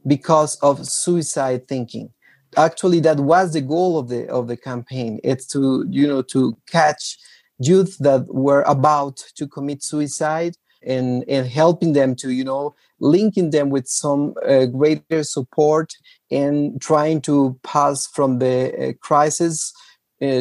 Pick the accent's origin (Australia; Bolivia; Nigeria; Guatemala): Guatemala; I am from Guatemala